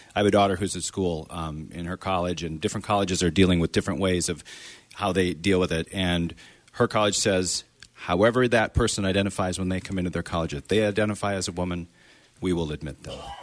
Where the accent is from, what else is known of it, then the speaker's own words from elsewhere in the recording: Wisconsin, United States; now in Maine, United States; I grew up in Wisconsin